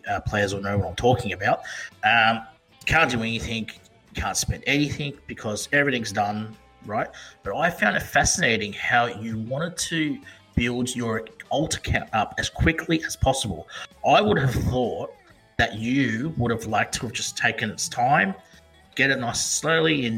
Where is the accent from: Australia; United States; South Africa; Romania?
Australia; Perth, Western Australia; all the way from Perth, Western Australia, my hometown